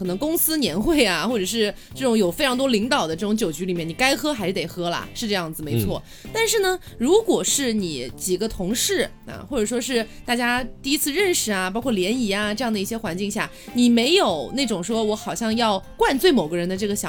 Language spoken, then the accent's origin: Chinese; China; 什么叫我们那边？ 不是不是？ 我是中国人。